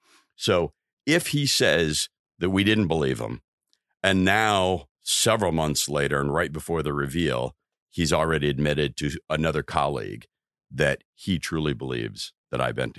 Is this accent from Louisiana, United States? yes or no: no; Iowa, United States; You know, I'm a kid growing up in Iowa.